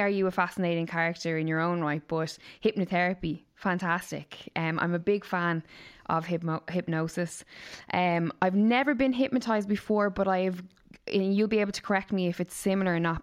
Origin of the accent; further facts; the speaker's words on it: Waterford, Munster, Ireland; All the way from Waterford, my hometown.